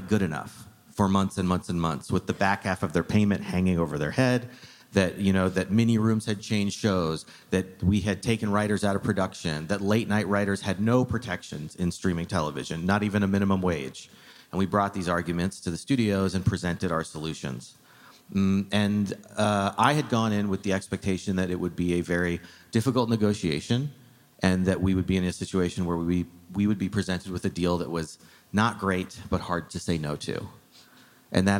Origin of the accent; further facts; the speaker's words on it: Arizona, United States; moved away; I grew up in Arizona